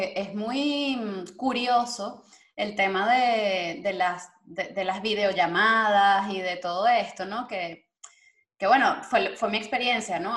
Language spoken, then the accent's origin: Spanish; Venezuela; moved away; nosotros como venezolanos